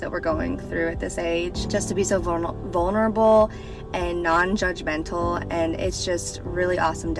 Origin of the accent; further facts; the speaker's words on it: Mooresville, North Carolina, United States; now in Tennessee, United States; I am actually based out of Tennessee, so I tune into a lot of the Zoom calls. But I'm from Mooresville